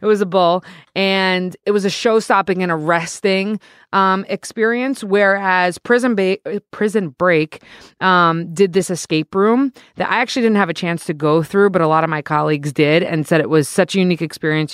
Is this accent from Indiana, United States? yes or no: no; New Jersey, United States; I am a resident from New Jersey